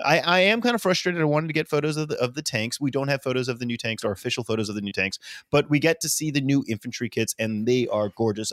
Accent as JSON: {"language": "English", "region": "the South", "country": "United States", "said": "I'm a good Southerner"}